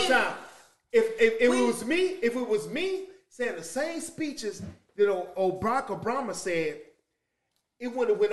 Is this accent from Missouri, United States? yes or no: yes; St. Louis, Missouri, United States; I'm from St. Louis